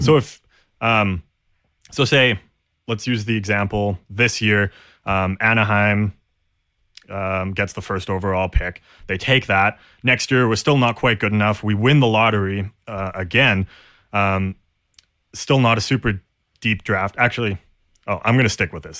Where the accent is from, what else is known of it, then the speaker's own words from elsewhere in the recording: Canada; we're Canadian